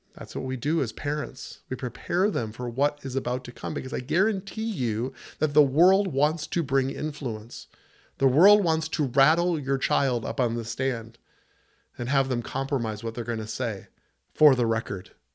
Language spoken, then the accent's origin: English; United States; we're all Americans. We are fellow American citizens here